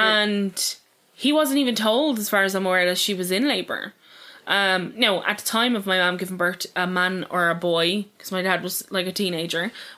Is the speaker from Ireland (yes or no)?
yes; Dublin, County Dublin, Ireland; I'm from Dublin, right? And it's a big sprawl